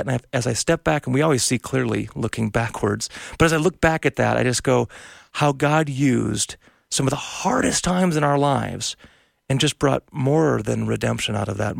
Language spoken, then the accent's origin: English; North Dakota, United States; I'm from North Dakota originally. I've never left the tri-state region.